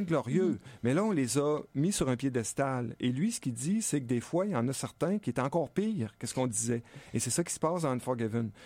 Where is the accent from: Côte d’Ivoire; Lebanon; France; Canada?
Canada; Stoneham, Quebec; un chalet en face de chez nous à Stoneham